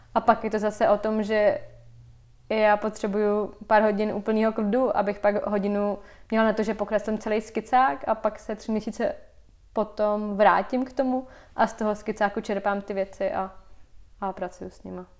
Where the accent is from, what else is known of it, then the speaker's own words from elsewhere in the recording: Vysočina Region, Czechia; now in Prague, Czechia; já jsem teda, eh, z Vysočiny, kde vlastně mám dobrý zázemí a měla jsem tam vždycky ateliér